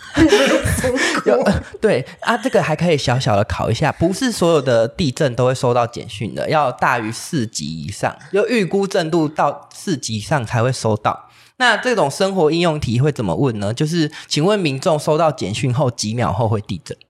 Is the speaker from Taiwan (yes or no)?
yes; Pingtung County, Taiwan; 因为我是屏东人，所以台风很，很难得哦。可以来，来到屏东让我们放假